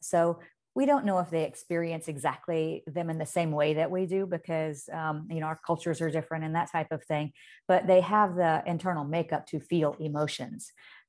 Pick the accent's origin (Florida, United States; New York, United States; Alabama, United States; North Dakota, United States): Alabama, United States; Indicator; when I was a little girl and I grew up on Indicator, Alabama, but my parents lived on farms and ran farms outside of that community.